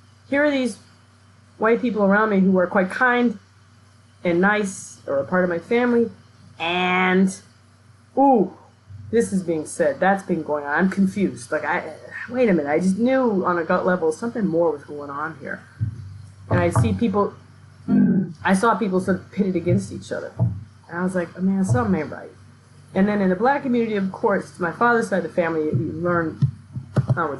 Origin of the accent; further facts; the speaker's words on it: Milwaukee, Wisconsin, United States; moved away; I grew up in Milwaukee, which is the most segregated city in the country.